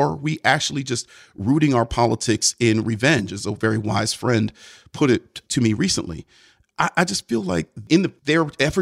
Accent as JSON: {"language": "English", "town": "Cleveland", "region": "Ohio", "country": "United States", "said": "I'm from Cleveland"}